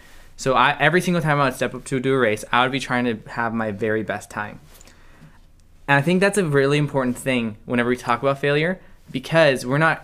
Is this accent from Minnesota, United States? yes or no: yes; Minnesota, United States; I'm from Minnesota.